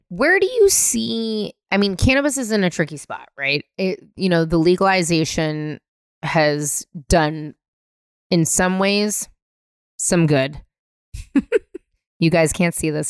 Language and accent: English; San Francisco, California, United States; moved away as an adult; also born or lived in Northampton, Massachusetts / New York; being born and raised in San Francisco